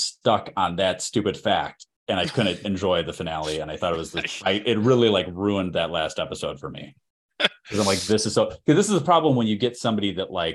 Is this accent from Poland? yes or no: no; Chicago, Illinois, United States; accent: Chicago; my Chicago accent